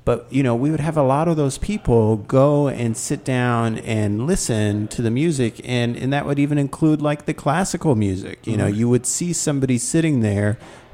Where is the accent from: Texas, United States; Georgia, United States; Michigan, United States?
Texas, United States; I'm from Texas